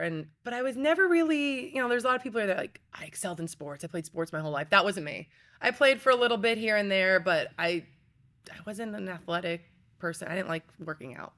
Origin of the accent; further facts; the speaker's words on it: Pennsylvania, United States; moved away; I was born and raised in Pennsylvania